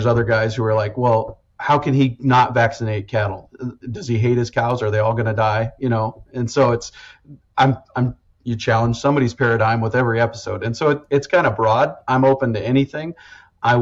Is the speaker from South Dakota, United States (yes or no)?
yes; Western South Dakota, United States; I grew up in Western South Dakota, 15 inches of rain a year.